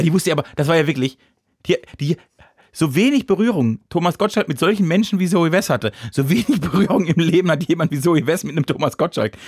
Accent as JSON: {"language": "German", "country": "Germany", "said": "dann bin ich Deutscher genug"}